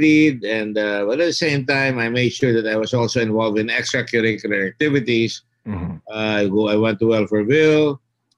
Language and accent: English; Philippines; I'm both American and Filipino, growing up in an American-Filipino community with a base